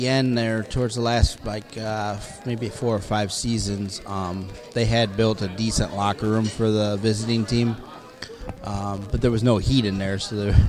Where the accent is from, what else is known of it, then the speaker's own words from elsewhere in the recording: East Side, Ohio, United States; I grew up on the East Side. I was a sports arena guy.